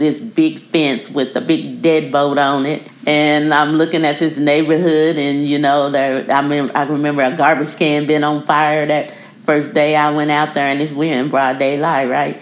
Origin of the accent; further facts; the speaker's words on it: Hazard, Kentucky, United States; I'm originally from Hazard, Kentucky